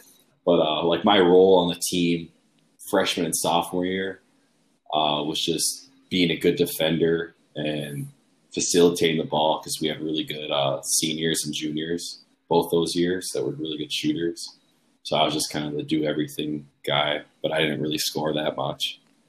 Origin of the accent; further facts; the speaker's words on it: Esko, Minnesota, United States; Esko is a really small town. It's about 10 miles south of Duluth. Not much goes on there.